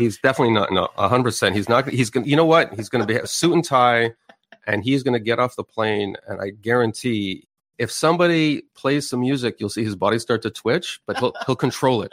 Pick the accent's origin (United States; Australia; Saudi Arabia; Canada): Canada